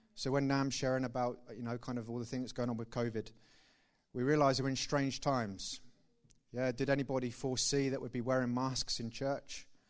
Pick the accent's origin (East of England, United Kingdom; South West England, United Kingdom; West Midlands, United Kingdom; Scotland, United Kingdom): East of England, United Kingdom; Thetford; I'm originally from Thetford. Please don't judge me on that. Uh, and that's where I grew up.